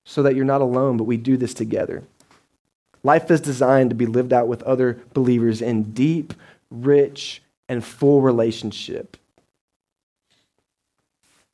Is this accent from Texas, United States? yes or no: yes; Dallas, Texas, United States; moved away as an adult; also born or lived in Butler, Georgia; I'm from Dallas, so I grew up 7 million people